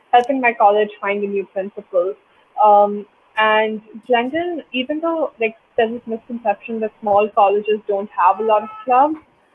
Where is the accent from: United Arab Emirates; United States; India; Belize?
India; now in Toronto, Canada; growing up in India in that competitive education system